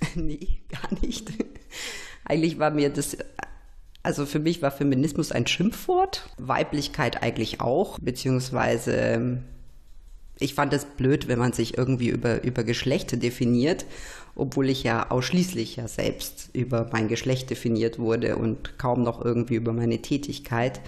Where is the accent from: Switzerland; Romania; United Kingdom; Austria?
Romania; also born or lived in Nuremberg, Germany; now in Germany; wie ich in Rumänien aufgewachsen bin im Kommunismus